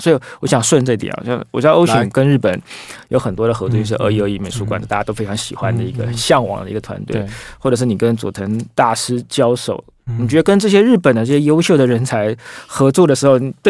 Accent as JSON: {"language": "Chinese", "country": "Taiwan", "said": "我们台湾人"}